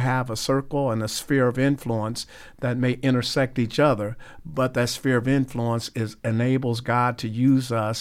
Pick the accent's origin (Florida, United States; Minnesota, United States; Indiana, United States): Indiana, United States; Terre Haute; I'm from Terre Haute